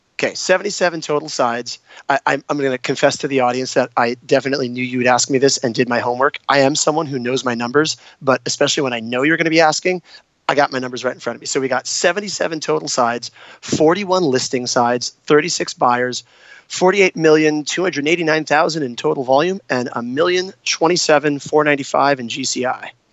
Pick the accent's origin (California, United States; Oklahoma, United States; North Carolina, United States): California, United States; San Diego; moved away as an adult; also born or lived in New York / Italy; I'm born and raised in San Diego